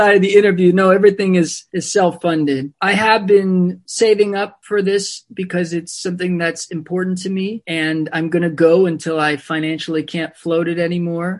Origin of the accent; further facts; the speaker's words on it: Maryland, United States; now in New York, United States; growing up in Maryland